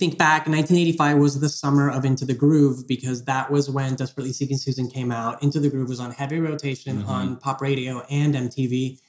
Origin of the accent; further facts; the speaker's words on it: Houston, Texas, United States; growing up in Houston, Texas